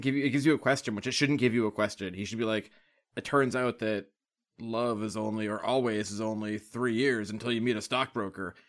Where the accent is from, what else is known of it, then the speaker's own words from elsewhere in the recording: Boston, Massachusetts, United States; I live in the woods and I'm from Boston